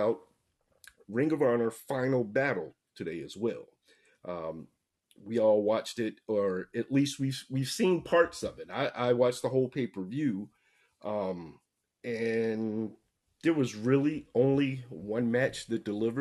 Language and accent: English; the South, United States; We're all three from the South